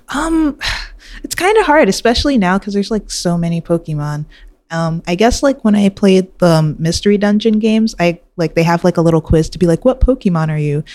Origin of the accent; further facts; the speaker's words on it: New York City, New York, United States; I grew up in Queens, New York.